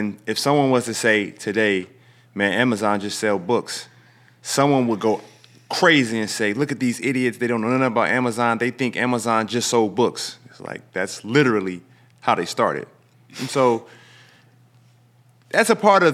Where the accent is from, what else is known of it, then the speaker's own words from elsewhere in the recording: Illinois, United States; we come from Illinois.